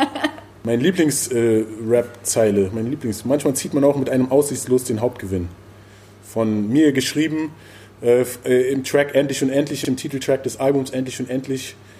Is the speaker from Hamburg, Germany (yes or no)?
no; Berlin, Germany; ich komme auch aus Berlin, aus dieser Zeit